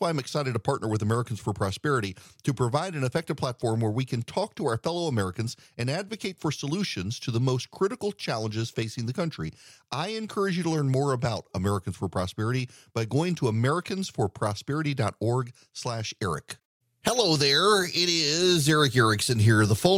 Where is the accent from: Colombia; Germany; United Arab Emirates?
United Arab Emirates; Dubai; Well, I grew up in Dubai. Well, everybody knows I grew up in Dubai.